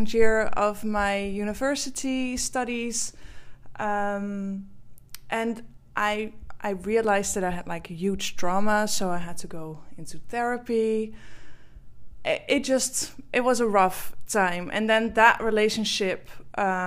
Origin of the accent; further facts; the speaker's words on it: Netherlands; English is a second language; I am from the Netherlands, which you can maybe hear from my accent.